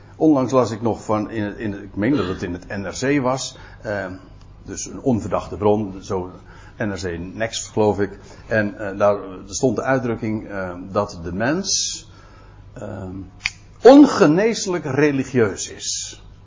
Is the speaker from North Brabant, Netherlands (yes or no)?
no; Aalsmeer, North Holland, Netherlands; ik kom zelf uit Aalsmeer.